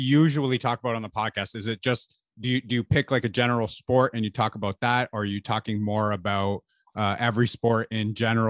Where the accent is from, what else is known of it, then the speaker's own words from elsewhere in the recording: Canada; I am from Canada.